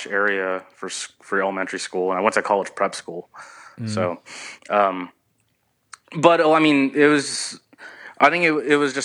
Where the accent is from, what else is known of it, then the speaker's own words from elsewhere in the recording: Southern California, United States; I grew up in Southern California